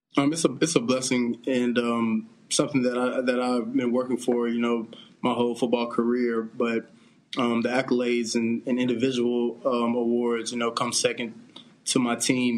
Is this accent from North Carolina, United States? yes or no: yes; Greensboro, North Carolina, United States; I'm from Greensboro, North Carolina